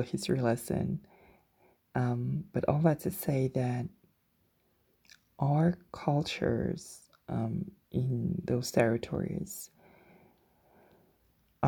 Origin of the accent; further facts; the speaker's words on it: Guadeloupe; moved away; I grew up in the Caribbean on a small island, which is called Guadeloupe